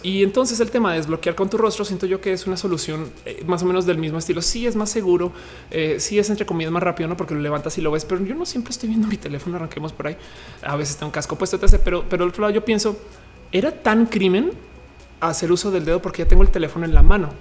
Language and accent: Spanish; Colima, Mexico; Soy de Colima